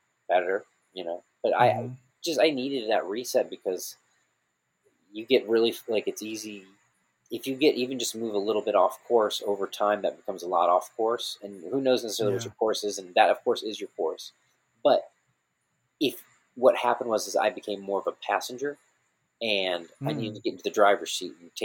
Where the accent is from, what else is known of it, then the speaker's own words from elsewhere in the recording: Missouri, United States; I was a kid when I grew up in Missouri